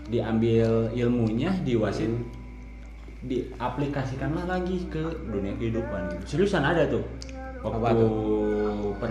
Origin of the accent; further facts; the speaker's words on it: West Java, Indonesia; Uh, sedangkan saya pribadi kan dari Sunda gitu Sunda nage Sunda lemas gitu uh, eh, di orang tua terus keluarga keluarga besar saya sebenarnya Sunda lemas gitu